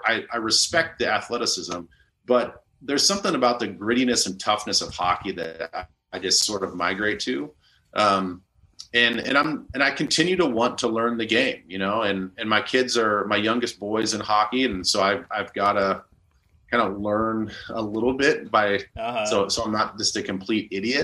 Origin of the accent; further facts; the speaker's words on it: United States; also born or lived in Iowa / South Dakota; now in Edina, United States; I grew up in Iowa and South Dakota